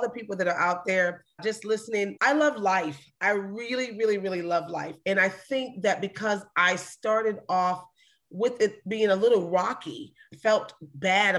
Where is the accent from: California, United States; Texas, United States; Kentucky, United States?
California, United States; Long Beach; I'm from Long Beach, California